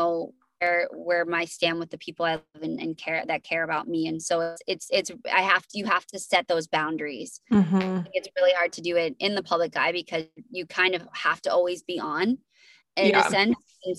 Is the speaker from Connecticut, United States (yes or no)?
no; New Hampshire, United States; Yeah, so I'm from New Hampshire, and then ended up relocating during Dancing with the Stars.